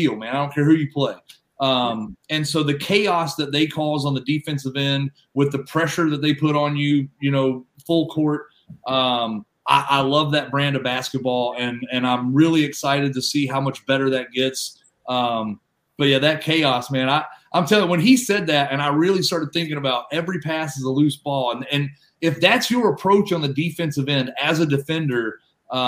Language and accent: English; North Carolina, United States; moved away; I'm from North Carolina.